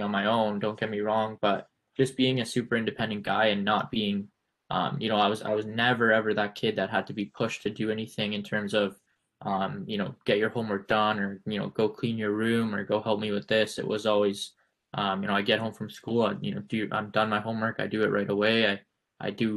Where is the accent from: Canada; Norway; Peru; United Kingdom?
Canada; moved away; also born or lived in United States; As a Canadian